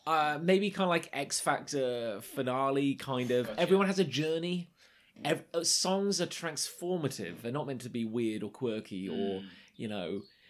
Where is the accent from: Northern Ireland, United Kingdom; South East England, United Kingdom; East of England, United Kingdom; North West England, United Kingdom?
East of England, United Kingdom; Canvey Island; I grew up on Canvey Island.